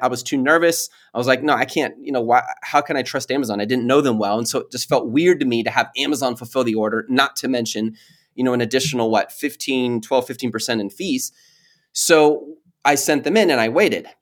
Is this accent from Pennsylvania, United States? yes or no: no; Mount Pleasant, Texas, United States; also born or lived in Dallas; I grew up half of my life in Mount Pleasant. It's this little tiny city way, like, two and a half hours east of Dallas